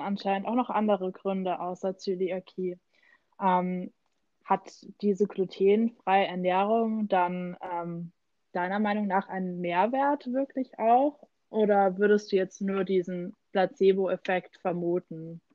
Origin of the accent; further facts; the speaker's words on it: Germany; bei uns in Deutschland